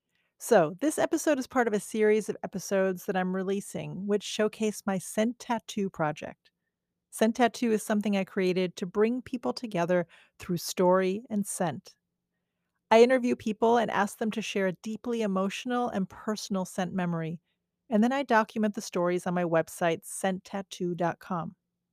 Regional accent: Manila, Metro Manila, Philippines; As a child growing up in Manila, Philippines, I lived with my parents.

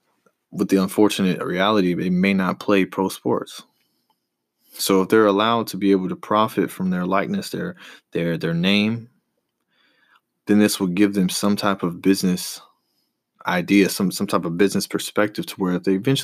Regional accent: the South, United States; I grew up right here in the South, so I played football when I was younger all the way up until high school.

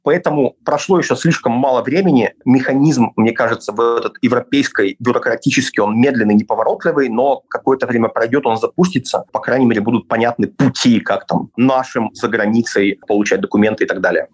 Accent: Belarus; moved away; also born or lived in Kyiv, Ukraine; я белорус

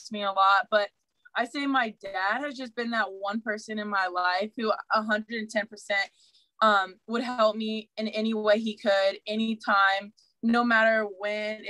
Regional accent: Ohio, United States; I'm from Ohio.

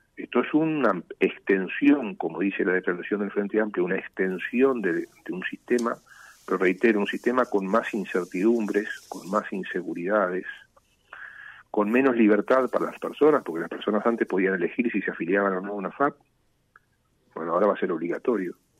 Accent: Uruguay

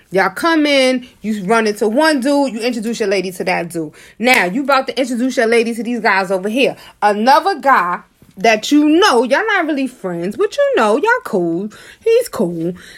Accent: New York City, New York, United States; I'm from Harlem.

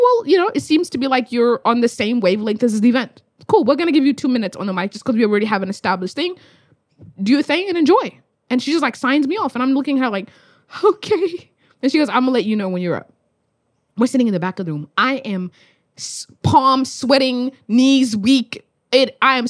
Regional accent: Australia; I'm from Australia.

